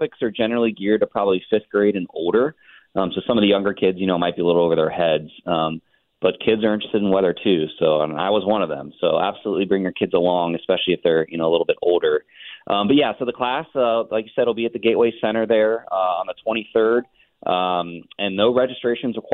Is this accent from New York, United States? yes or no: no; Cincinnati, Ohio, United States; born or raised there